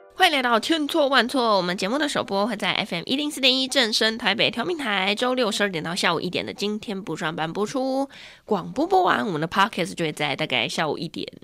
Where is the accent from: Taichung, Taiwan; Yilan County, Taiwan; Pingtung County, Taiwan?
Taichung, Taiwan; moved away as an adult; now in Taipei, Taiwan; 虽然我是台中人，可是我生活不在台中啦